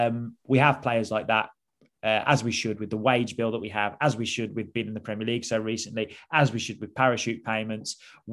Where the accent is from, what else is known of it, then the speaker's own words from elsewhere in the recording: Staffordshire, West Midlands, United Kingdom; now in London, United Kingdom; But like we grew up in Staffordshire